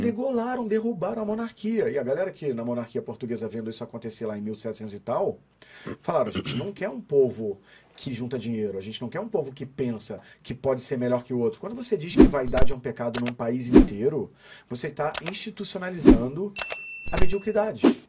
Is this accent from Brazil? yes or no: yes; Brazil; a gente é brasileiro